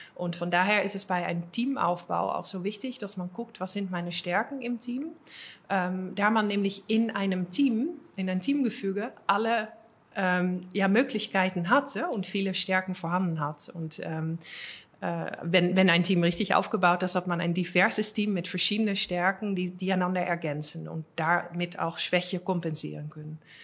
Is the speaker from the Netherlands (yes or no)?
yes; Netherlands; accent: Dutch; German is a second language; moved away as an adult; now in Germany; holländisches Akzent. Also ich, bin, ich, bin, Holländerin